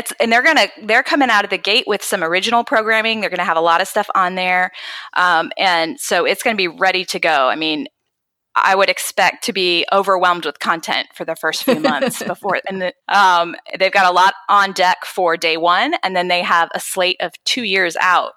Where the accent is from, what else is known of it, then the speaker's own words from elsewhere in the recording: Florida, United States; now in North Carolina, United States; And it's been really fun living in North Carolina. I grew up in Florida, so I got to experience a lot of the Florida parks as a child and now again as an adult